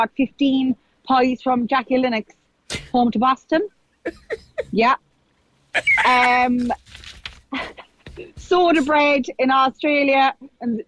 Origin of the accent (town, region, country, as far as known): Kerry, Munster, Ireland; moved away